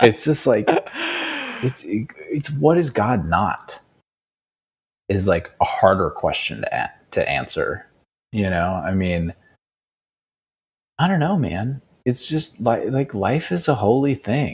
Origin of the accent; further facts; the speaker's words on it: New Mexico, United States; moved away; also born or lived in Bali; I'm from New Mexico, man. So it's like, I just know my roots